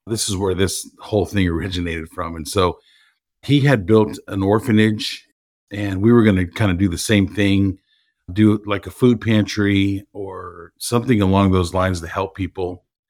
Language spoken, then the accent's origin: English; Los Angeles, California, United States; moved away as an adult; now in Houston, United States; I'm born and raised in Los Angeles, and I moved to Houston in two thousand nine